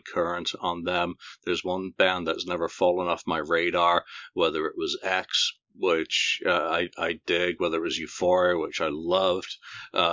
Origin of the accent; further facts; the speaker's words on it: Bradford, Yorkshire and the Humber, United Kingdom; moved away; also born or lived in London / America / Singapore; Yeah, so I may have been born in London, but I grew up in Bradford, Yorkshire.